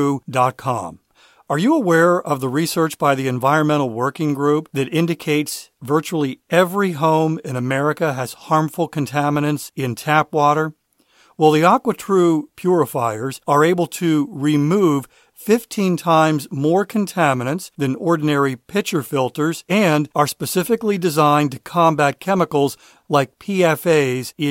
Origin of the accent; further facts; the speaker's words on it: Maryland, United States; moved away as an adult; now in South Carolina, United States; we moved from Maryland to South Carolina about a year ago. I've lived in Maryland my entire life